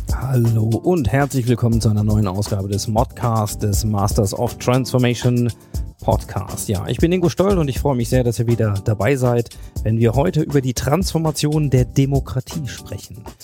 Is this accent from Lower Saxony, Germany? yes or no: yes; Hanover, Lower Saxony, Germany; in meiner Heimatstadt Hannover